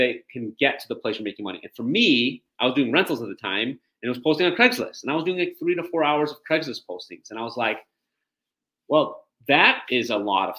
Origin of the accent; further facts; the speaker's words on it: Detroit, Michigan, United States; moved away as an adult; also born or lived in East Lansing, Michigan; now in Chicago, United States; I'm from the Detroit area originally